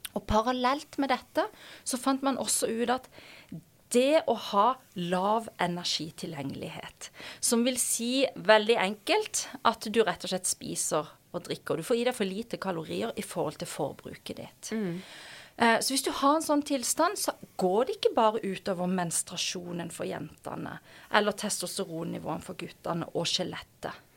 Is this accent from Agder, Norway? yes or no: yes; Kristiansand, Agder, Norway; moved away as an adult; also born or lived in Oslo; Før jeg da endte opp hjemme i Kristiansand.